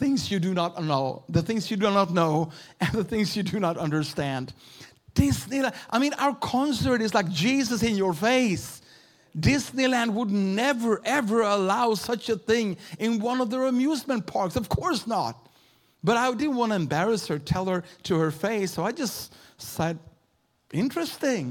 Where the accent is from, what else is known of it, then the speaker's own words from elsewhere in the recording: Sweden; also born or lived in Uppsala, Sweden / Houston, Texas; I'm a pastor from Sweden.